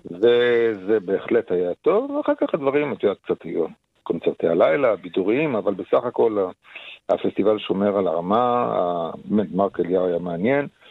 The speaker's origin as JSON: {"language": "Hebrew", "country": "Israel", "tie": "born or raised there", "said": "גדלנו בארץ על המסורת הזאת"}